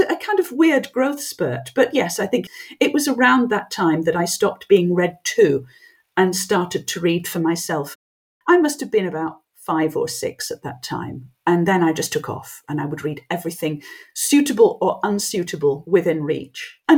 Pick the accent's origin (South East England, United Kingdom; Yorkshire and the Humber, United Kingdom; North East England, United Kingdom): Yorkshire and the Humber, United Kingdom; first language French; English is a second language; Well, actually, French was my first language. My mother didn't speak any English at all